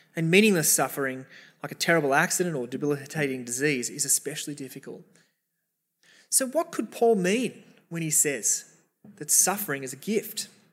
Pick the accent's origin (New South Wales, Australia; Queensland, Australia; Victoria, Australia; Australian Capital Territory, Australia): New South Wales, Australia; Sydney; we're Australian. We're, many of us, Sydneysiders, in the eastern suburbs